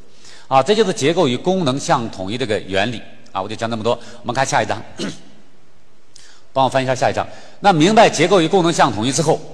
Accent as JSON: {"language": "Chinese", "country": "China", "said": "咱咱们中国人几乎耳熟能详"}